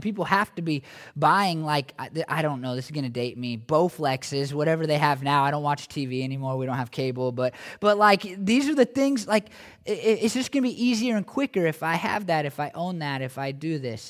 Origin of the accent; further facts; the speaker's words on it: United States; as American Christians